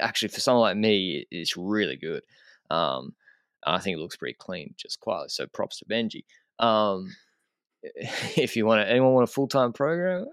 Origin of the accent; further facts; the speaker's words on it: Australia; moved away as an adult; now in Andorra; as an Australian